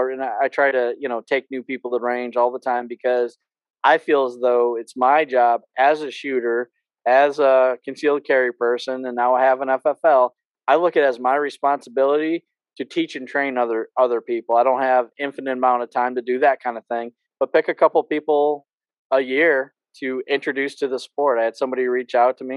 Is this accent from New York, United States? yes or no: yes; New York, United States; moved away; I'm from New York